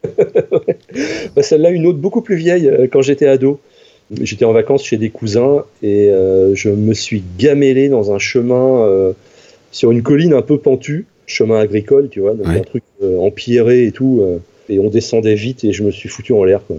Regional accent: Normandy, France; J'ai grandi en Normandie.

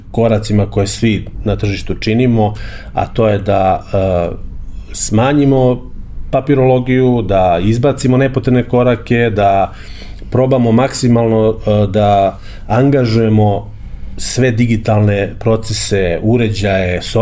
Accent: Serbia

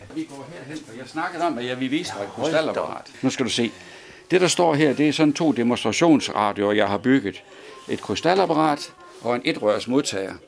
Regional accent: Svendborg, Southern Denmark, Denmark; det er fra Lauritsen Søfartsskole i Svendborg. Mm-hmm. Der, var, der er jeg født. Det var mit barndomshjem

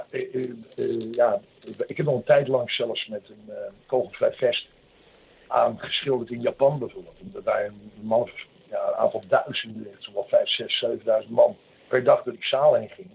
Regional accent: Bergen, North Holland, Netherlands; moved away as an adult; also born or lived in Den Helder / Alkmaar / Tenerife; in Bergen ben ik eigenlijk, uit, daar kom ik van huis uit een beetje vandaan. Ik heb de middelbare school gezeten in Alkmaar.

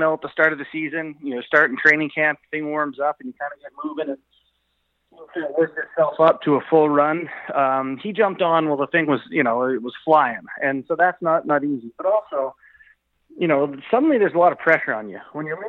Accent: Canada; being Canadian is sort of a binding identity. We're all Canadian

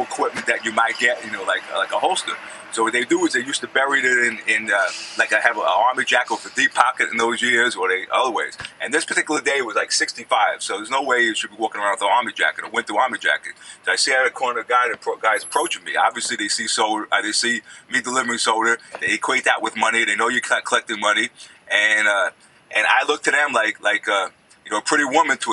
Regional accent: New York, United States; I'm the quintessential New Yorker, proud of New York

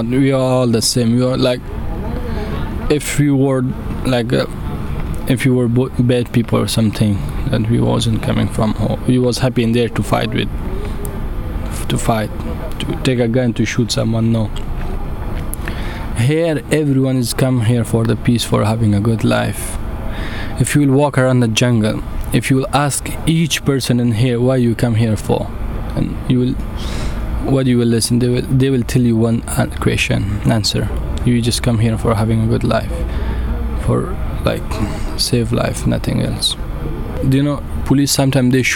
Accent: Afghanistan; English is a second language; moved away as an adult; now in Calais, France

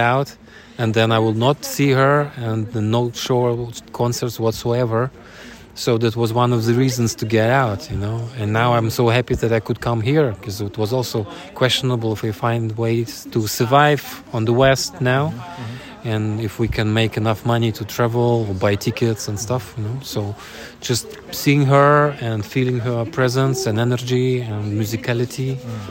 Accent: Russia; I come from Russia

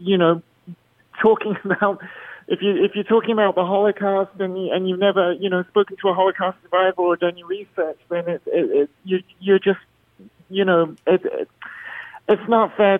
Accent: Bahrain; now in Las Vegas, United States; I grew up in the Middle East in Bahrain, where I was in the minority

